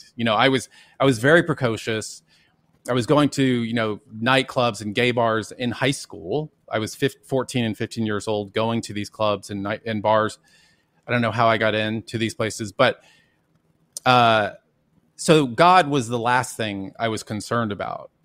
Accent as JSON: {"language": "English", "town": "Dallas", "region": "Texas", "country": "United States", "tie": "born or raised there", "said": "I grew up in Dallas, Texas, and went to Jesuit schools my whole life"}